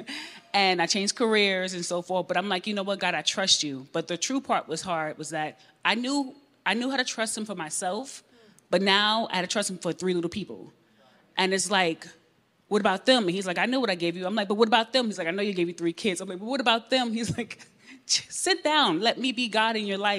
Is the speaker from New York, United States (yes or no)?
yes; New York, United States; I'm from New York, born in the 80s